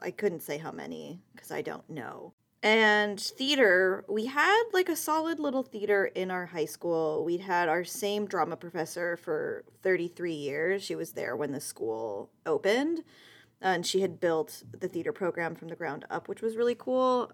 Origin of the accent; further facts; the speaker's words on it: San Diego, California, United States; I grew up in San Diego